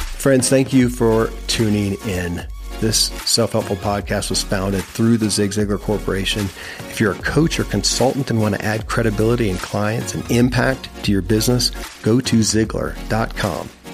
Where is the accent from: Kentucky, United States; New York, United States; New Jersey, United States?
Kentucky, United States; born or raised there